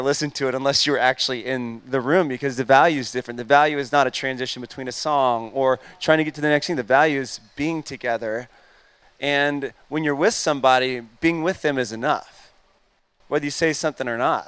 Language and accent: English; Atlanta, Georgia, United States; I'm born and raised in Atlanta